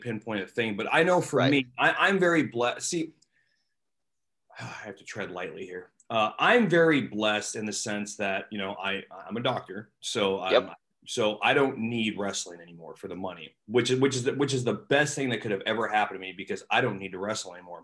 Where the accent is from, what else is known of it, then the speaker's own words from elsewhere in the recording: Seattle, Washington, United States; now in St. Louis, United States; I'm not from St. Louis. I'm from Seattle.